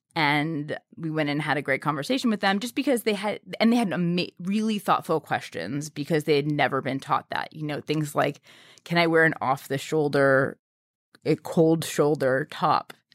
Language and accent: English; New York City, New York, United States; I grew up in New York City